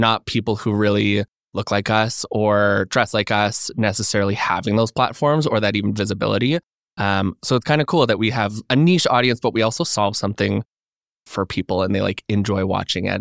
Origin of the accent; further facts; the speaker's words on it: Alberta, Canada; moved away as an adult; now in Toronto, Canada; I'm from Alberta originally